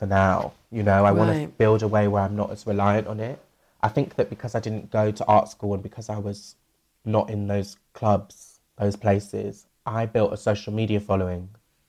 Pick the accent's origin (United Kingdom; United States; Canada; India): United Kingdom; Bristol, South West England; moved away as an adult; I've moved back to my hometown, Bristol, during this